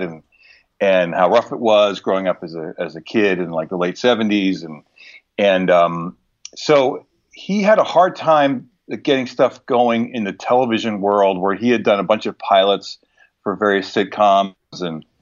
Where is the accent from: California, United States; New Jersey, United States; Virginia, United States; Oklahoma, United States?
New Jersey, United States; my growing up in New Jersey